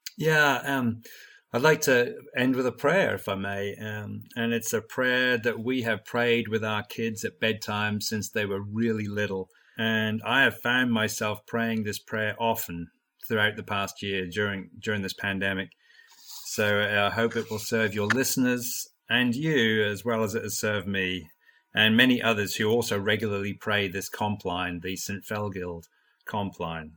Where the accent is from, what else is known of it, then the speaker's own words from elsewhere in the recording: Norwich, East of England, United Kingdom; moved away as an adult; also born or lived in United States; I grew up in Norwich in England